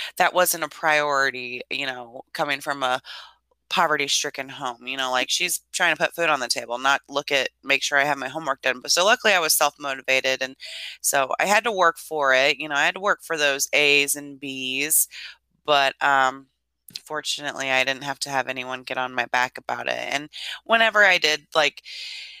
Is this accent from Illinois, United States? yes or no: yes; Lincoln, Illinois, United States; also born or lived in Idaho; I was raised in a small town in Illinois, central Illinois. My hometown is Lincoln, Illinois